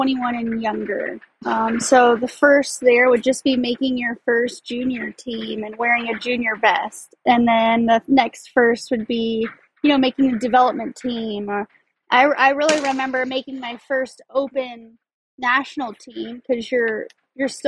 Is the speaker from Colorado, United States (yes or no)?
yes; Colorado Springs, Colorado, United States; I grew up in Colorado Springs, Colorado